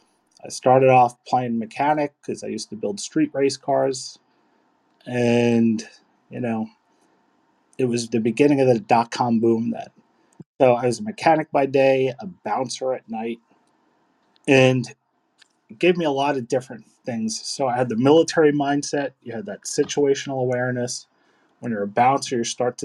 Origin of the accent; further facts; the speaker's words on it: New York City, New York, United States; I grew up in Sunset Park in good old Brooklyn